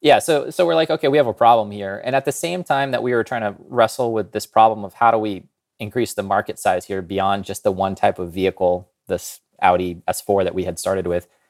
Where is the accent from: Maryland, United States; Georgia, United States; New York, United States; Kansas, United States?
Kansas, United States; I grew up in Kansas